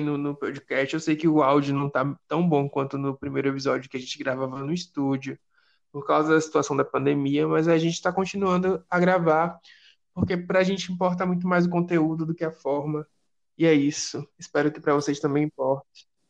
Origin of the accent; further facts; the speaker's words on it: Salvador, Bahia, Brazil; aqui em Salvador, já que nós, nós Lista Preta somos de Salvador